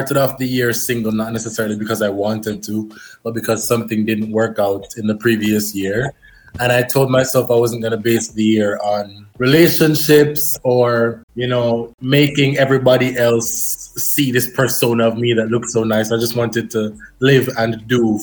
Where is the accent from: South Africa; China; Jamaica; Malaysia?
Jamaica; I'm from Jamaica.